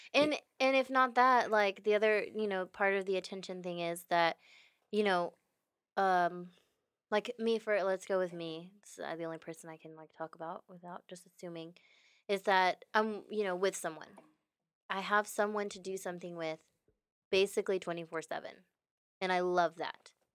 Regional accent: Houston, Texas, United States; I'm from Houston, born and raised

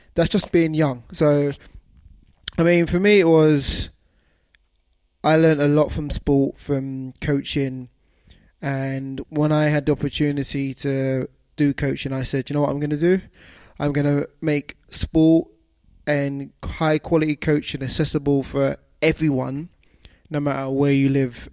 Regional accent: London, United Kingdom; we're both from London

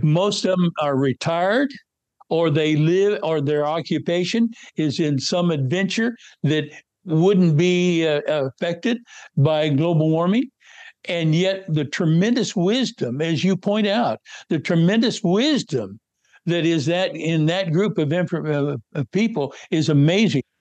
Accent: North West Kansas, United States; moved away; I was born and raised in North West Kansas

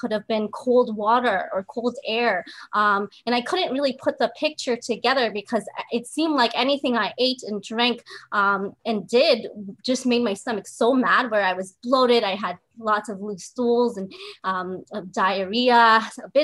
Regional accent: Southern California, United States; moved away as an adult; also born or lived in Chicago; I was born and raised in Southern California

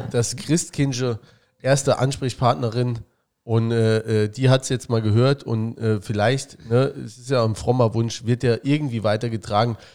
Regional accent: Saarbrücken, Saarland, Germany; Wir sind Saarbrücker. Und ihr nicht.

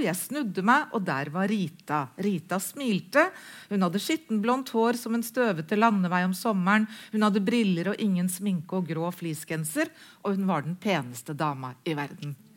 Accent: Halden, Viken, Norway; Jeg er oppvokst i Halden

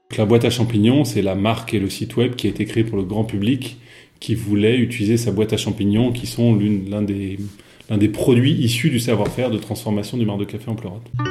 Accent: Versailles, Île-de-France, France; j'ai grandi à Versailles

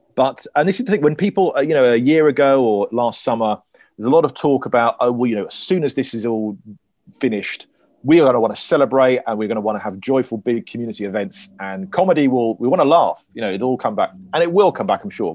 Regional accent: Cornwall, South West England, United Kingdom; I'm Cornish

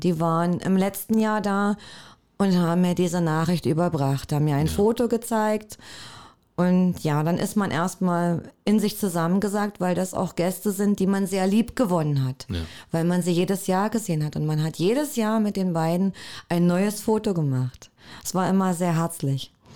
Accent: Cottbus, Brandenburg, Germany; also born or lived in Werben, Spreewald; Ich selber bin gebürtige Cottbusserin. Und äh, mein Elternhaus ist in Werben

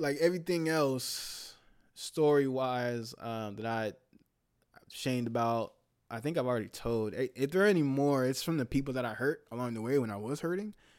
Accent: the Bay Area, California, United States; moved away; I'm from the Bay

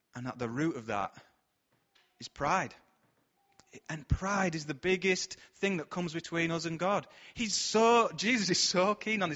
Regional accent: Bradford, Yorkshire and the Humber, United Kingdom; We're from Bradford

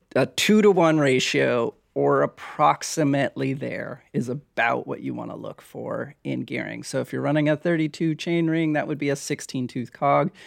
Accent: Hawaii, United States; moved away; also born or lived in Oregon; I grew up in Hawaii

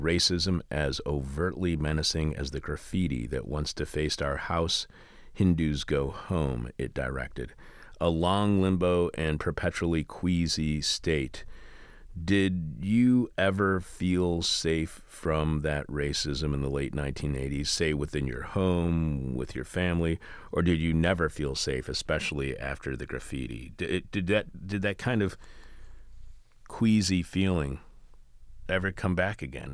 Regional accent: Eastpointe, Michigan, United States; my hometown of East Detroit

